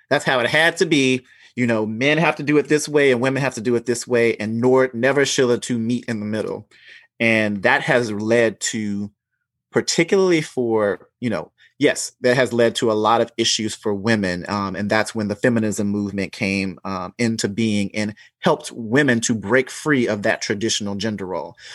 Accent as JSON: {"language": "English", "region": "the South", "country": "United States", "tie": "born or raised there", "said": "growing up in the South and knowing men who had to or be a certain way."}